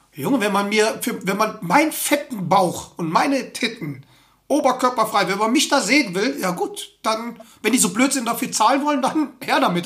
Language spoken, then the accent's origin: German; Germany; bei uns in Deutschland